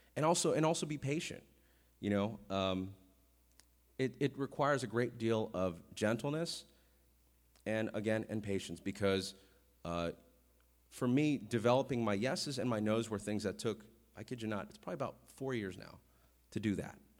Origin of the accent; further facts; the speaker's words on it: Vallejo, California, United States; I'm from Vallejo